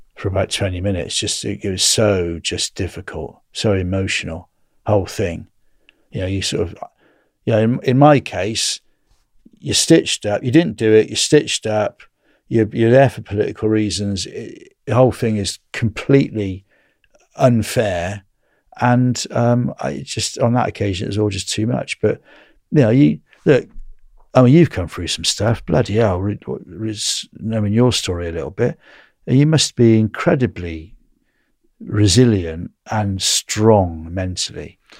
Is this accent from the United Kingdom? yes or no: yes; England, United Kingdom; I'm from England